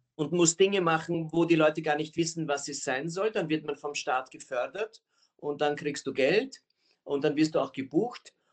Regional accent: Austria; Aber ich bin Österreicher

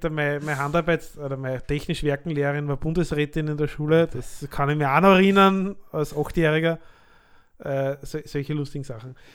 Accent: Lower Austria, Austria; also born or lived in Vienna; Also ich bin geborener Niederösterreicher aus der Wachau. Habe dann elf Jahre in Wien gewohnt

